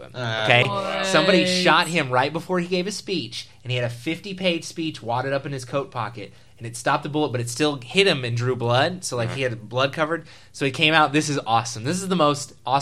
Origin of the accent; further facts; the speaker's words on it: Texas, United States; I'm from Texas